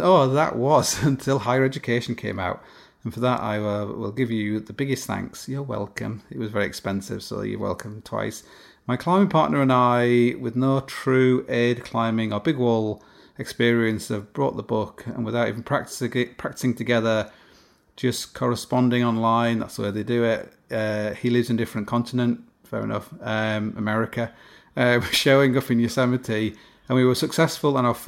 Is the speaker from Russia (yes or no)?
no; Canada; I'm Canadian.